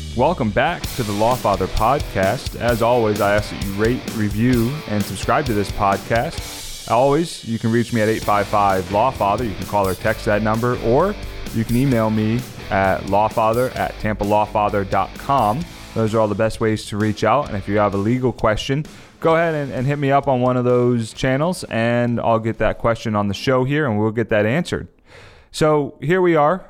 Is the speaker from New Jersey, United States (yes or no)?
yes; New Jersey, United States; where I grew up in South Jersey